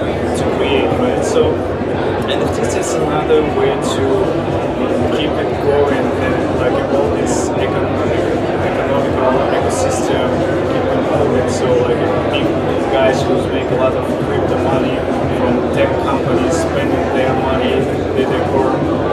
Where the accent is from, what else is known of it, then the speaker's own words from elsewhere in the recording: Russia; also born or lived in Ukraine / United States; now in Miami, United States; I was born in Russia, but my parents are Ukrainian, so like I'm half Russian, half Ukrainian